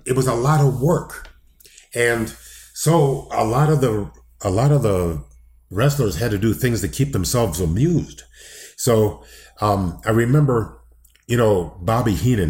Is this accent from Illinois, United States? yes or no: yes; Downers Grove, Illinois, United States; I grew up in Downers Grove, Illinois